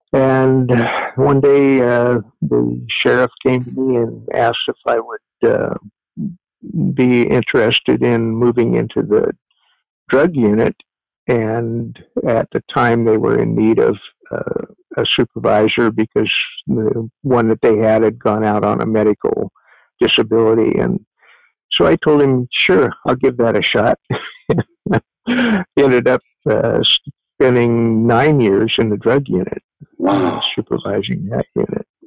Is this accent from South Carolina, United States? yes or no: no; Eugene, Oregon, United States; moved away as an adult; also born or lived in Ashland, Oregon; was raised in Eugene, Oregon, for the better part of my life until uh, after high school